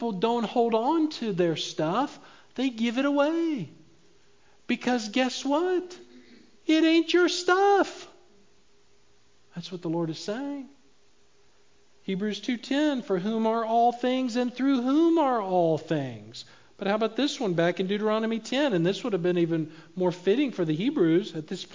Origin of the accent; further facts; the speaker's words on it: United States